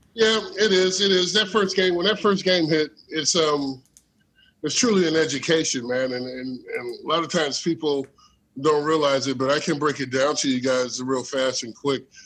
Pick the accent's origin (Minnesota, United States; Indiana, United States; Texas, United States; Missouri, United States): Indiana, United States; Elkhart; I grew up in, uh, you know, Elkhart and South Bend area